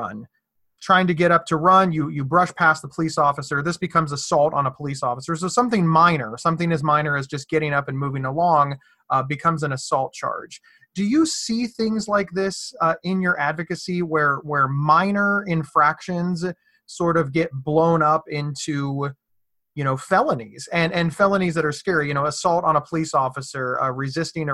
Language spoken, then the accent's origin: English; Ohio, United States; I'm from Ohio